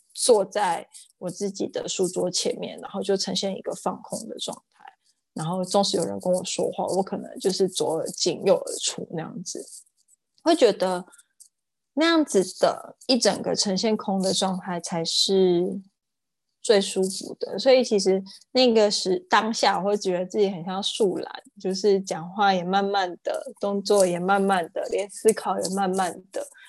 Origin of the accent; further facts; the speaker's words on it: Yunlin County, Taiwan; 我是云林长大的孩子